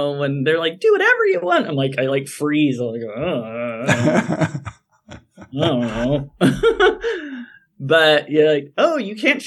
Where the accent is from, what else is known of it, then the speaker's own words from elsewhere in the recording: Fresno, California, United States; now in Las Vegas, United States; I grew up in Fresno, California